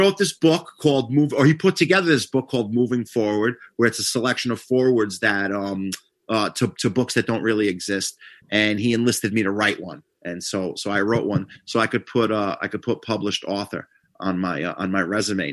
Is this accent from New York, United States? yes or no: yes; Yonkers, New York, United States; where I'm from Yonkers originally